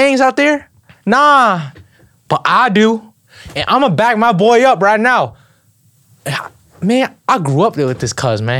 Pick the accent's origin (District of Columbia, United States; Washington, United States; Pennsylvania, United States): Pennsylvania, United States; Philadelphia; I'm from South Philly.